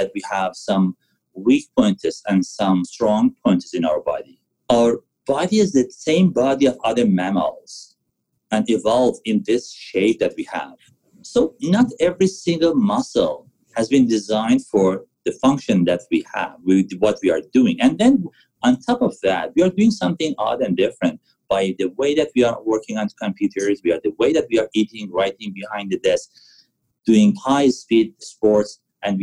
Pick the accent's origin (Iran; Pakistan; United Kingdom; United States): Iran; Tehran, Tehran Province; moved away as an adult; also born or lived in Vancouver area; now in Vancouver, Canada; I was born and raised in Iran, in Tehran